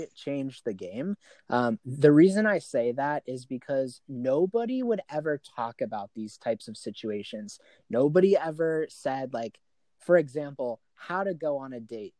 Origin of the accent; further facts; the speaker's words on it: Arizona, United States; I'm born and raised in Arizona. I've lived here my entire life